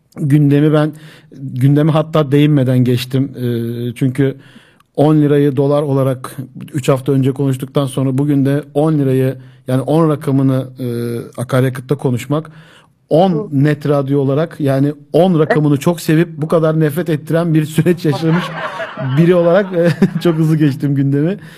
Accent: Zeytinliova, Akhisar, Manisa, Turkey; Ya ben dedim Zeytinli Ovalıyım.

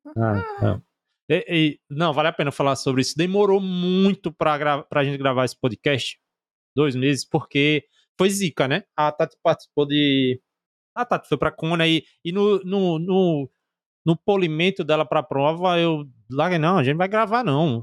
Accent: Northeast Region, Brazil; a gente é do Nordeste

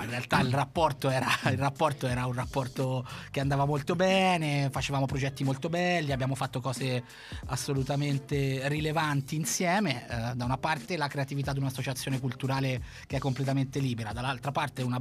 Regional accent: Cortona, Tuscany, Italy; moved away as an adult; also born or lived in Turin; now in Milan, Italy; io arrivo da un piccolo paesino della Toscana che si chiama Cortona.

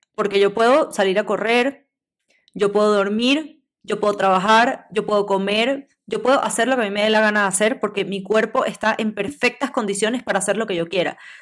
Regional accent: Venezuela; Nosotros somos de Venezuela

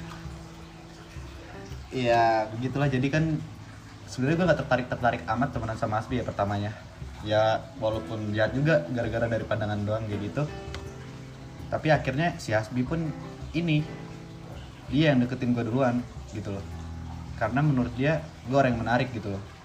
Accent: Surakarta, Central Java, Indonesia; also born or lived in Padang, West Sumatra; Gue bukan asli Solo ya. Gue pindah ke Solo itu tahun 2010. Sebelumnya gue tinggal di Padang, lahir di Padang

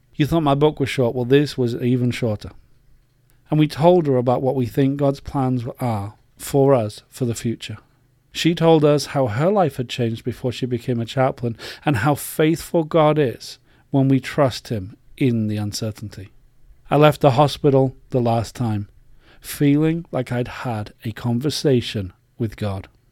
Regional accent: England, United Kingdom; moved away as an adult; As an Englishman, I was brought up to be polite

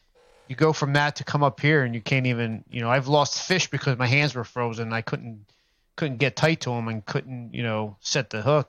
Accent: New Jersey, United States; Well, at least down in South Jersey. I'm down from South Jersey

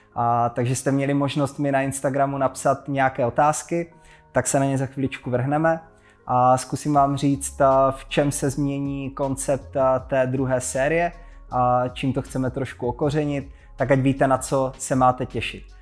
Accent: Hranice, Olomouc Region, Czechia; ve městě v Hranicích na Moravě, odkud pocházím

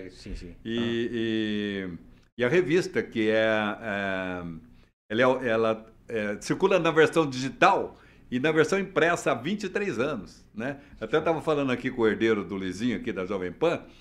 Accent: São José dos Campos, São Paulo, Brazil; Eu sou de São José dos Campos.

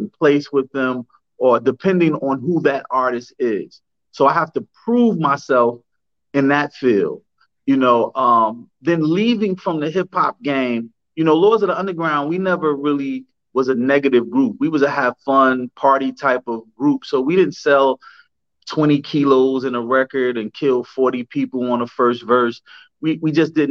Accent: Newark, New Jersey, United States; I grew up in the West Ward of Newark, New Jersey

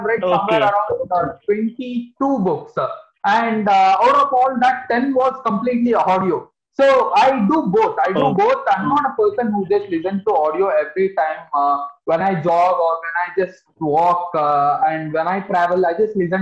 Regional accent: Mysore, Karnataka, India; I'm from Karnataka, a place called as Mysore.

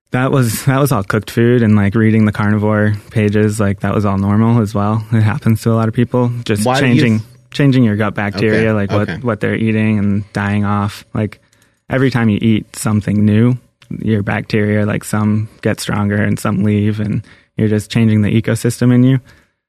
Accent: Boston, Massachusetts, United States; Yeah, I'm from Boston.

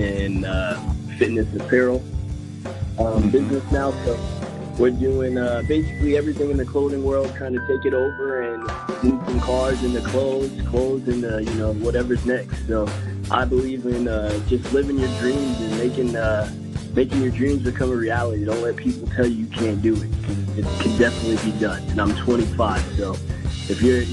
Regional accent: Las Vegas, Nevada, United States; I was born and raised here in Las Vegas

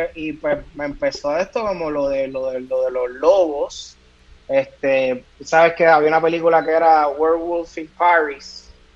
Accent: Caguas, Puerto Rico; yo vengo de Cagua

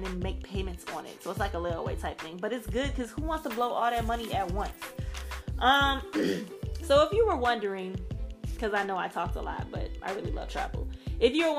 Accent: Gulfport, Mississippi, United States; also born or lived in New Orleans, Louisiana; I'm from Gulfport, Mississippi, which is an hour from New Orleans

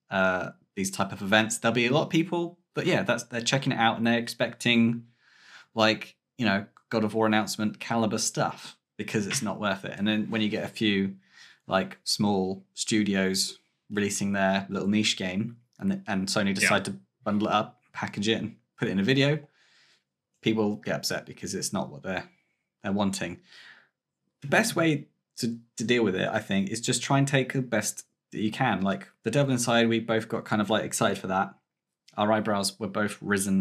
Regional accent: United Kingdom; we're British

